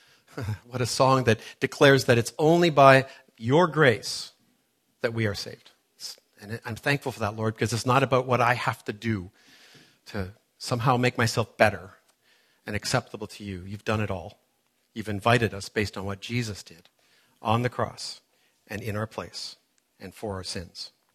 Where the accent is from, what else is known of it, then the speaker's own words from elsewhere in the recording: Toronto, Ontario, Canada; moved away; growing up in Toronto, which is where I grew up many years ago